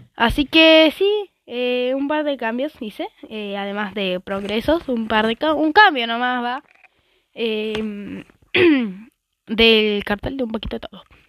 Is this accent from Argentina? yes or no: yes; Argentina; como yo soy de Argentina